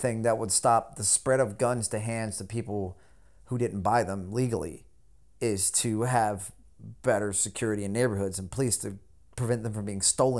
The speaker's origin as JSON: {"language": "English", "region": "the South", "country": "United States", "tie": "born or raised there", "said": "I grew up in the South, out in the country and everything."}